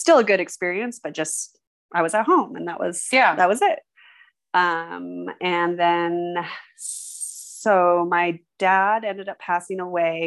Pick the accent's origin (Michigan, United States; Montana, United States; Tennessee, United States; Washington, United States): Montana, United States; Missoula; I was born in Missoula, Montana